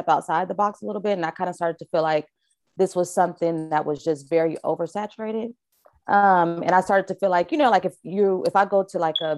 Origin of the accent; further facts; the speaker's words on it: Vallejo, California, United States; also born or lived in Richmond, California; I'm from Vallejo. From the V.